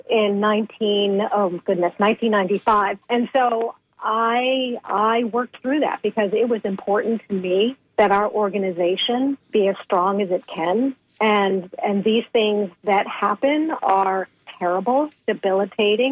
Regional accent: Boston, Massachusetts, United States; I grew up in in New England, Boston mm. area

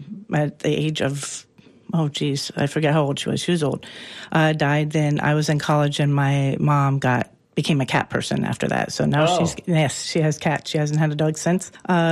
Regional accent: Lima, Ohio, United States; Well, I grew up in Western Ohio. Lima, Ohio specifically is where I grew up, which is in between Dayton and Toledo on the western side of Ohio. And a small town.

